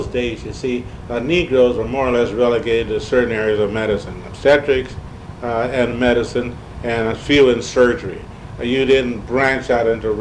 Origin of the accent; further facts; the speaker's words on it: Detroit, Michigan, United States; moved away as an adult; also born or lived in Windsor, Canada; now in St. Louis, United States; we moved from Windsor to Detroit, in about 1919. I was about 6 years of age. So there we came up through the city system